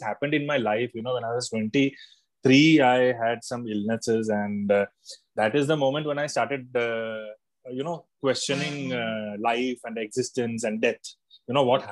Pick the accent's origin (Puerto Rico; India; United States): India; Gurgaon, Haryana; also born or lived in Kerala; I was born in Kerala. Then I was brought up in Gurgaon, and it was a multicultural environment.